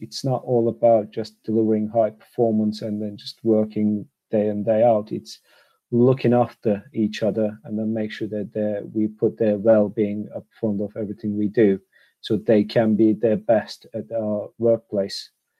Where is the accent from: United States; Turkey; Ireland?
Turkey; Istanbul; moved away as an adult; I'm Turkish, so I'm born and bred in Istanbul, Turkey. Until I was 27 years old, I graduated from uni with a degree in economics.